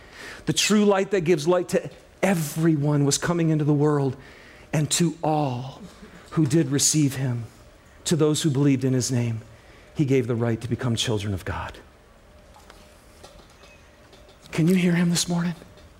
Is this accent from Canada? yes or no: no; Lapeer, Michigan, United States; I'm from Lapeer, Michigan. Anybody ever hear of Lapeer? No? Well, it's near Flint. Does that help you? Okay. I grew up in a very rural, blue-collar home and family.